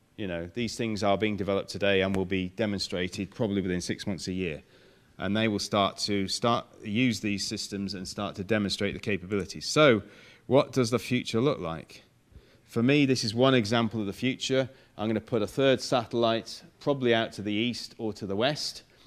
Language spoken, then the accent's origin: English; Manchester, North West England, United Kingdom; moved away; But I come from Manchester